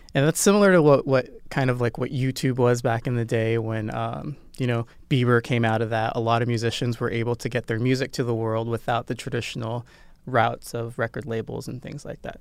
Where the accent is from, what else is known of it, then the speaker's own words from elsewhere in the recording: Nebraska, United States; I'm from Nebraska, so Midwest